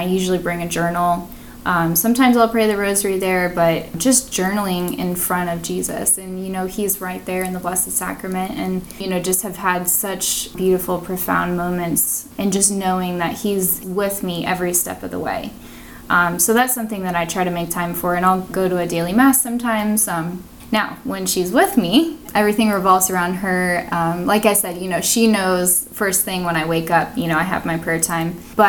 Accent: Massachusetts, United States; also born or lived in New Hampshire; Like, I grew up in Massachusetts and New Hampshire, but you come down here and it's just you adjust to the Florida weather and it's just like no more.

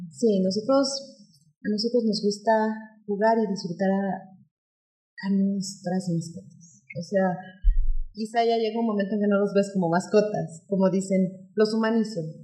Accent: Mexico City, Mexico; Nosotros venimos de la Ciudad de México. En la Ciudad de México hay muchas, muchas escuelas de agilidad

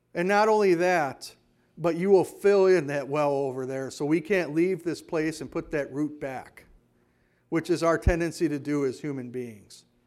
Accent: Hayward, Wisconsin, United States; also born or lived in Kenosha, Wisconsin; now in Whitehall, United States; growing up in Hayward, where our water came out of a well

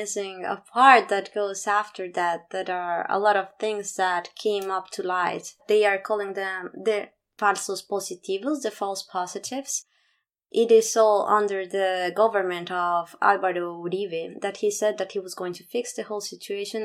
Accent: Bogotá, Colombia; I was born in Bogota. That was my bubble

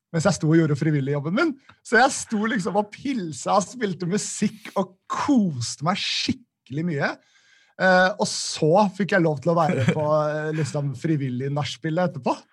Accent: Nesodden, Akershus, Norway; moved away as an adult; also born or lived in Oslo / Volda; Jeg bodde i Oslo da, men jeg, jeg kommer egentlig fra Nesodden

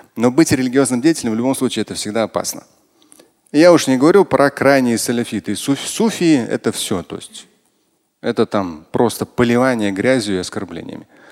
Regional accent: Russia; я тоже россиянин

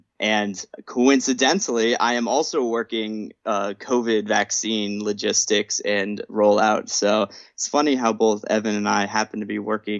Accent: New England, United States; I'm doing great here in Portland, Maine. I love Maine. I'm from New England originally.

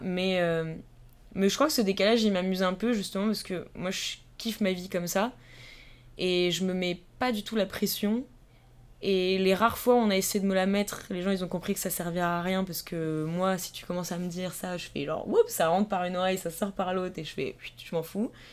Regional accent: Vallée de Chevreuse, Île-de-France, France; moved away as an adult; also born or lived in Paris; now in Strasbourg, France; comme je viens de la vallée de Chevreuse, donc qui est quand même un endroit qui est très calme et très petit, même si on n'est pas très loin de Paris, c'est vraiment la campagne

